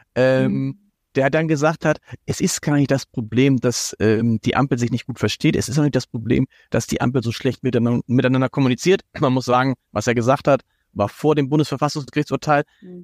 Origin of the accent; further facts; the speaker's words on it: Hamburg, Germany; als Hamburger